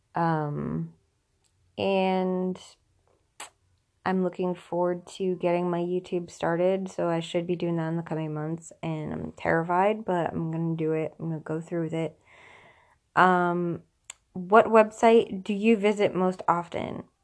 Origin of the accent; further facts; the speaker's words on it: Tampa, Florida, United States; I was born in Tampa, Florida